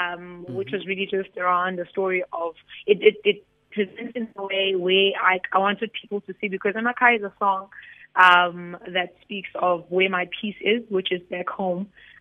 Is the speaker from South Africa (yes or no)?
yes; Tugela River area, KwaZulu-Natal, South Africa; moved away; I'm in Singa, but that river is the river that passes in my hometown.